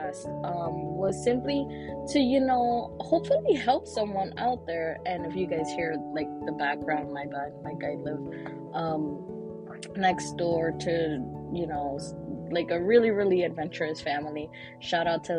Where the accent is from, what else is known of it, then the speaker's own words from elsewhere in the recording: New York City, New York, United States; also born or lived in Brooklyn, New York City; I was born in New York City, born in Brooklyn, but raised in Washington Heights